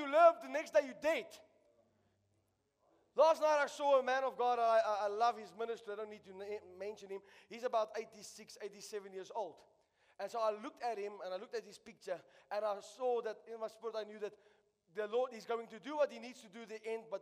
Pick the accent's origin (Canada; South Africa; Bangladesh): South Africa; I'm a South African.